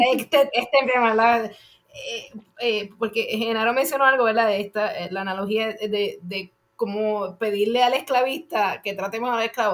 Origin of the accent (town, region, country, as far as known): Puerto Rico; now in United States